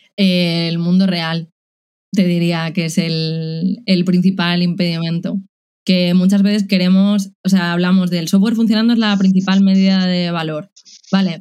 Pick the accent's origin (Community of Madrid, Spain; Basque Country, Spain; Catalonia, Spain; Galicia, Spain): Community of Madrid, Spain; Madrid; moved away as an adult; also born or lived in Czech Republic; now in Córdoba, Spain; soy madrileña, pero después de ocho años viviendo en el extranjero quería volver a España